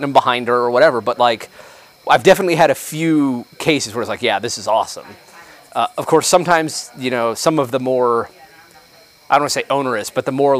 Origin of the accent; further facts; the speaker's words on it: New Mexico, United States; I grew up in New Mexico